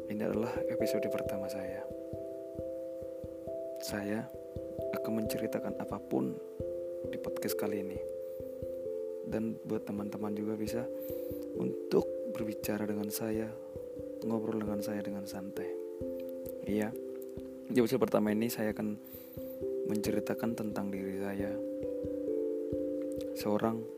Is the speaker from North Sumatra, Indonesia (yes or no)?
yes; Medan, North Sumatra, Indonesia; now in Jakarta, Indonesia; pendengar di sana sama kayak saya yang perantau juga mungkin dari luar Jakarta juga ya nggak seperti saya juga dari Medan mungkin dari daerah lain ya sama-sama perantau